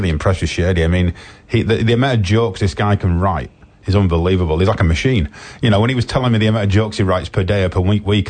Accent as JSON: {"language": "English", "region": "England", "country": "United Kingdom", "said": "I am obviously English, as people can tell"}